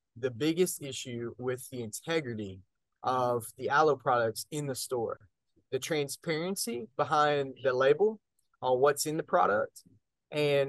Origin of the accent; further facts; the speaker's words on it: North Texas, United States; I grew up in North Texas and grew up on a farm